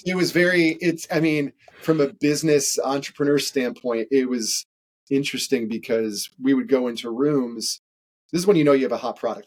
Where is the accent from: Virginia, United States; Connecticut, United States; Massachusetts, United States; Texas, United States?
Connecticut, United States; I grew up in Connecticut